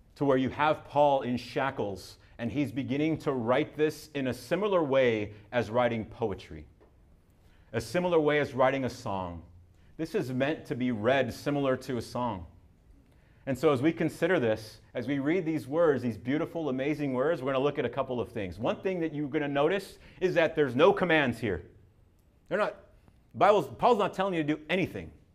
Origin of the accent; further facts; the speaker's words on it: Southern California, United States; I'm from Southern California